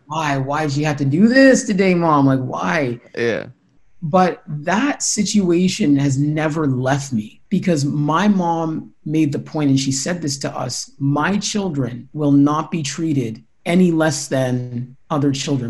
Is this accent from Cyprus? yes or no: no; Winnipeg, Manitoba, Canada; I grew up in St. Norbert, just, just south of the city.